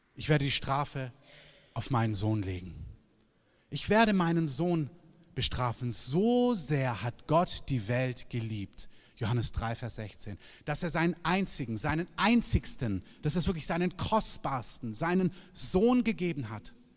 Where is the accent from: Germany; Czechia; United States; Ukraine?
Germany; Southern Germany; now in Berlin, Germany; ich komme aus Süddeutschland